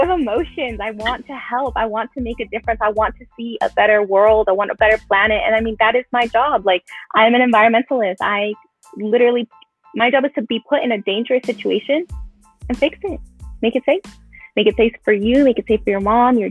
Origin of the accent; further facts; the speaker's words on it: Los Angeles, California, United States; I grew up in Pacoima, you know, a lot of large Hispanic community